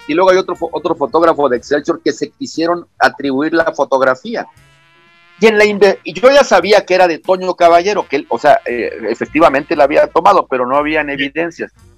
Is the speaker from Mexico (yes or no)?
yes; Tapachula, Chiapas, Mexico; moved away; Soy de Tapachula, ahí nací.